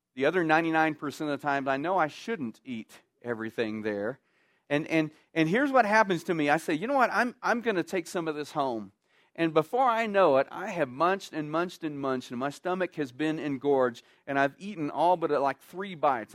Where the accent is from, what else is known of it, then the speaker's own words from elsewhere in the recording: Texas, United States; moved away; I grew up in Texas